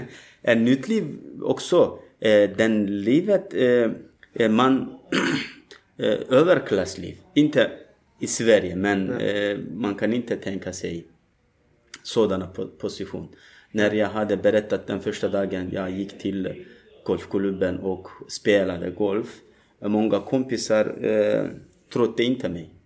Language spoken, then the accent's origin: Swedish; Turkey; Swedish is a second language; moved away as an adult; now in Malmö, Sweden; jag kommer från Turkiet eh, för eh, snart tre år sedan. Jag var tvungen att fly ur mitt hemland